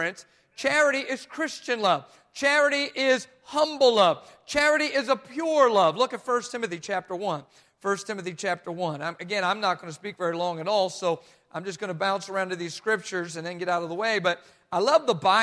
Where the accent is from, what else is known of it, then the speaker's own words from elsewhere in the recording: New Jersey, United States; I'm from Jersey too